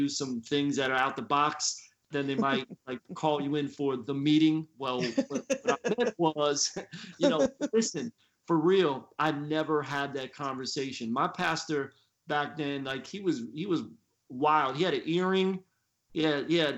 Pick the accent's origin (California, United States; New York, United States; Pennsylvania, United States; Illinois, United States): Pennsylvania, United States; Philadelphia; moved away as an adult; also born or lived in Florida; now in Tampa, United States; I grew up in Philly, and I'm a PK